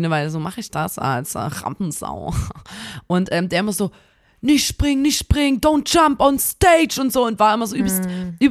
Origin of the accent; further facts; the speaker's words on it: Germany; so wir sind Deutsche